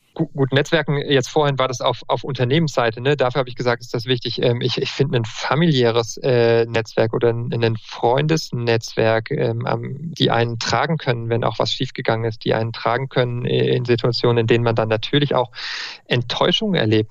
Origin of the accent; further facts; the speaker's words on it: Marburg, Hesse, Germany; moved away as an adult; also born or lived in Münster / Würzburg; now in Freiburg, Germany; Ich bin in Marburg groß geworden, war in Münster dann zum Studium, in Würzburg und bin jetzt in Freiburg